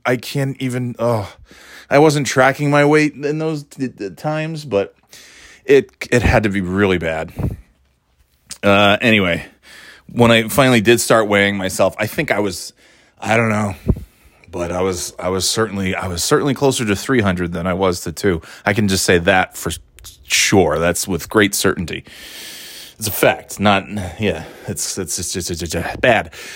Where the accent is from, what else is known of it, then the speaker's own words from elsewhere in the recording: New York, United States; also born or lived in Florida / North Carolina; now in New Hampshire, United States; I moved from New York